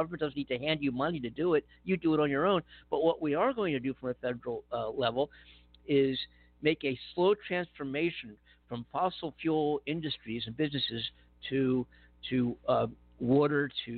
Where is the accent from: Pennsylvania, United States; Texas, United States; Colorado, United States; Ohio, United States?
Pennsylvania, United States; Philadelphia; home state of Pennsylvania, where I was born and raised just a few years ago